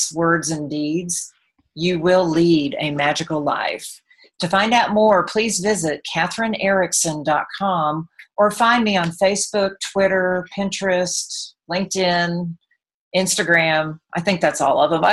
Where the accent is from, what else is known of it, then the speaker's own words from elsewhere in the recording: Texas, United States; I am from Texas. I don't know if you can hear that in my accent